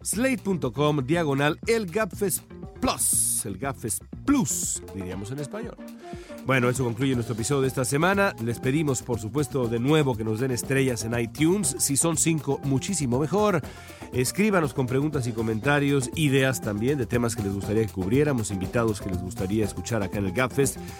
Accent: Mexico; now in Los Angeles, United States; a mí como mexicano

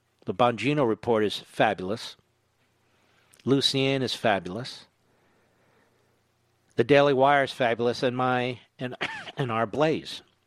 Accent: Philadelphia, Pennsylvania, United States; I grew up in and around Philadelphia

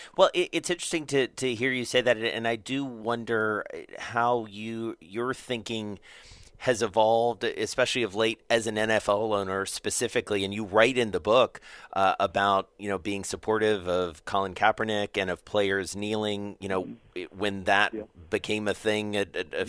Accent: Atlanta, Georgia, United States; I'm from Atlanta

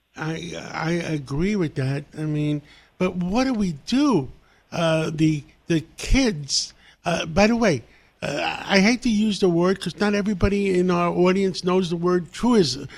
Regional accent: New York City, New York, United States; English is a second language; I grew up in Harlem I had nothing. English was my second language.

